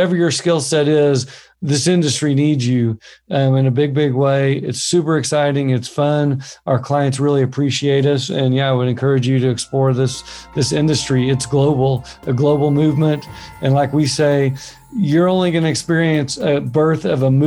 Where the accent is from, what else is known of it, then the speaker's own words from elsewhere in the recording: Oklahoma, United States; I'm from Oklahoma, which is kind of farming land